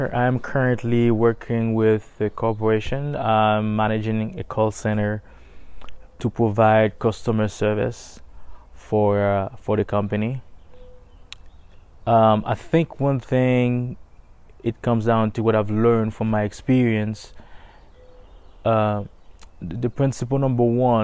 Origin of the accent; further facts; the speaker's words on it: Haiti; now in Tennessee, United States; I am a resident of Tennessee. Originally, I was born and raised in Haiti.